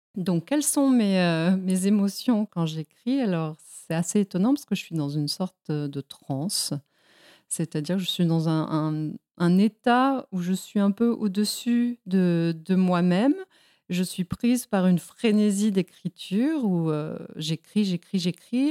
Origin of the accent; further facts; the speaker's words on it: Mexico; moved away; also born or lived in Spain; je suis moi-même née en Espagne, et j'ai grandi au Mexique